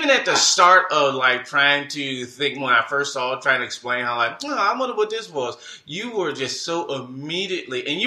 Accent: Detroit, Michigan, United States; I'm from Detroit.

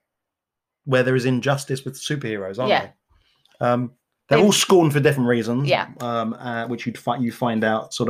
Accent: London, United Kingdom; accent: Cockney; I am Cockney

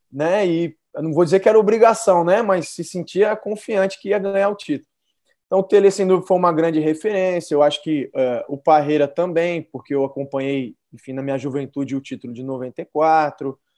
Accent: São Paulo, Brazil; Porque eu nasci e cresci em São Paulo

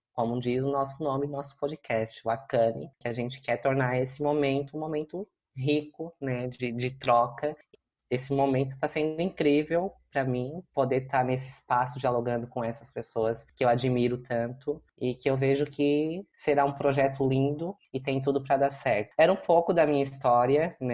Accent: Siderópolis, Santa Catarina, Brazil; also born or lived in Criciúma; se construiu numa cidade aqui do interior, próxima a Criciúma, que se chama Siderópolis, onde eu cresci

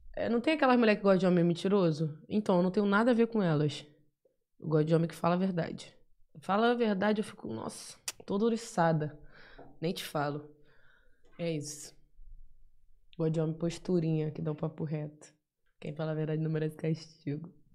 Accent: Bahia, Brazil; now in São Paulo, Brazil; Sou da Bahia, tô em SP atrás do meu sonho na música, sozinho mesmo

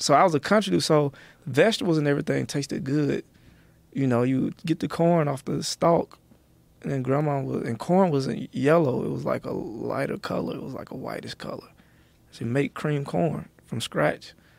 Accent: Athens, Georgia, United States; also born or lived in the South; now in California, United States; I was born in Athens, my first six years in Athens is, is a small town where U G A is.

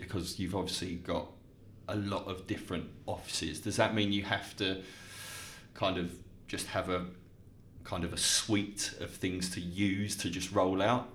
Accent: Dartford, South East England, United Kingdom; my hometown of Dartford

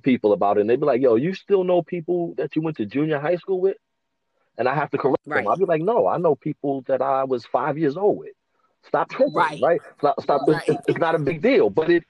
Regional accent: New York City, New York, United States; I grew up in New York City.

